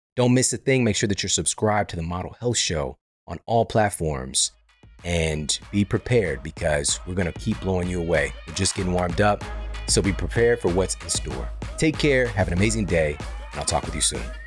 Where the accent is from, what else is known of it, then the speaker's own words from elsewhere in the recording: Midwest, United States; moved away as an adult; now in Los Angeles, United States; we're from the Midwest